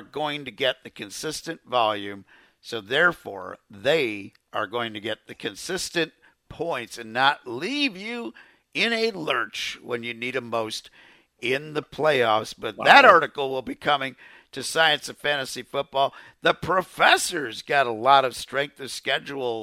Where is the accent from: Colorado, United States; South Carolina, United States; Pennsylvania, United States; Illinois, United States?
Illinois, United States; Chicago; I am from Chicago